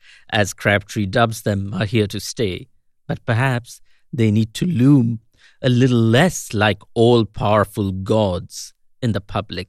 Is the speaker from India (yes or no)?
yes; India; also born or lived in United States; now in Kolkata, India; This is … in Kolkata. Once upon a time, as an Indian in America